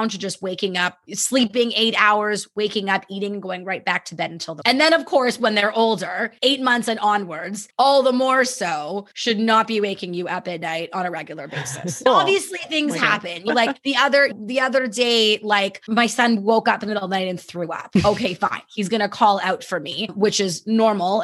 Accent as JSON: {"language": "English", "country": "Canada", "said": "I'm very Canadian"}